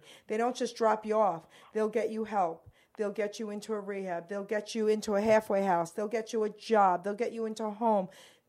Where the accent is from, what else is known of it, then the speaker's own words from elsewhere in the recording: Robbinsville, New Jersey, United States; I'm from Robbinsville.